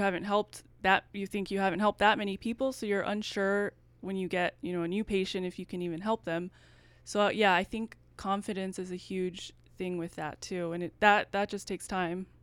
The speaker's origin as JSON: {"language": "English", "town": "El Paso", "region": "Texas", "country": "United States", "lives_now": "Dallas, United States", "said": "I'm from El Paso, so I wanted to stay in Texas"}